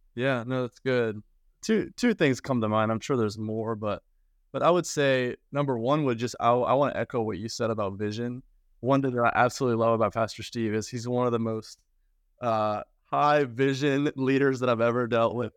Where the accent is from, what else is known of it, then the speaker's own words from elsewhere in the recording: Sweden; moved away; I'm from Sweden originally